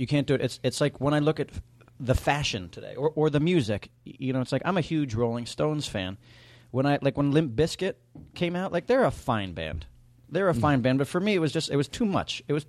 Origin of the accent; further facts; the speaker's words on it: New York City, New York, United States; I grew up in New York City